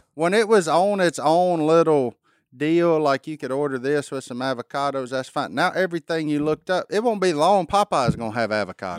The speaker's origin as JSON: {"language": "English", "region": "Louisiana", "country": "United States", "said": "my home state"}